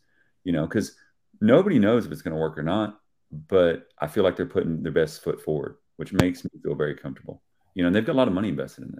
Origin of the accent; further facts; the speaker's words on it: Dallas, Texas, United States; I'm from Dallas, Texas.